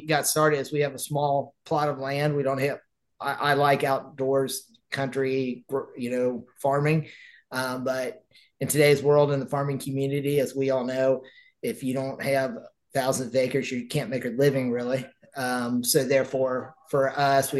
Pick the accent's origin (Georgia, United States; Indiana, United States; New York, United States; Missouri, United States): Indiana, United States; Southern; moved away as an adult; now in Miami County, Indiana, United States; I grew up in Southern Indiana, and I worked on a Christmas tree farm growing up